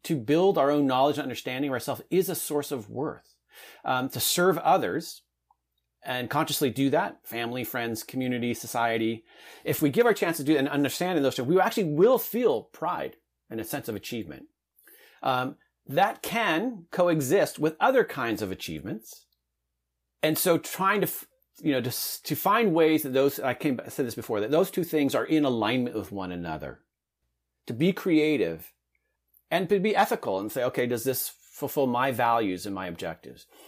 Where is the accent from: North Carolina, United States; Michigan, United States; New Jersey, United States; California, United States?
California, United States; Southern; I grew up in Southern California in a medium-sized town.